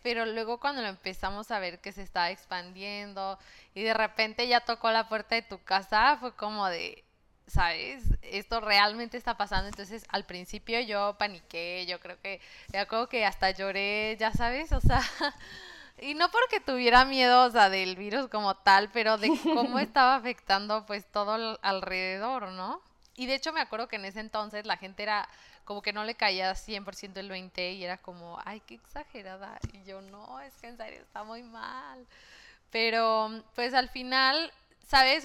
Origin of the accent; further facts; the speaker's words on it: Mexico; moved away as an adult; now in Melbourne, Australia; de México